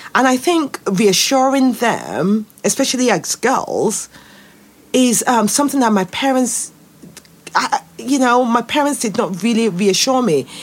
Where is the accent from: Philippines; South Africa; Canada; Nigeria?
Nigeria; moved away as an adult; now in United Kingdom; I grew up in Nigeria. And as a Nigeria, they ground you in your blackness.